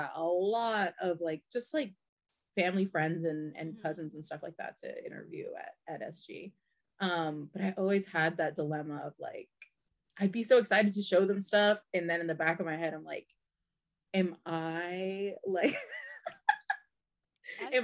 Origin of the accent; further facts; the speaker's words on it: Pennsylvania, United States; I'm from Pennsylvania